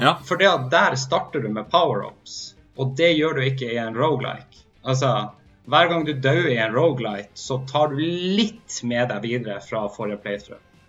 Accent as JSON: {"language": "Norwegian", "town": "Hammerfest", "region": "Troms og Finnmark", "country": "Norway", "said": "er fra Hammerfest, og jeg er fortsatt finnmarking"}